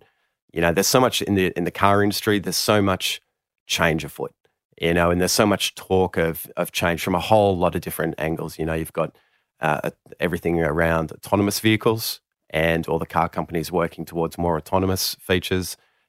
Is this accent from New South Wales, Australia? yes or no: yes; Sydney, New South Wales, Australia; Here in Sydney. Here in Sydney.